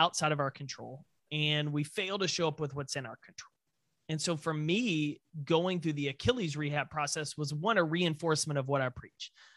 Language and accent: English; Texas, United States; being a Texan